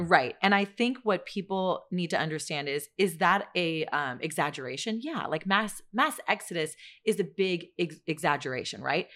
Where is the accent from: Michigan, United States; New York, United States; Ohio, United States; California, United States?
California, United States; San Francisco Bay Area; I'm from the Bay Area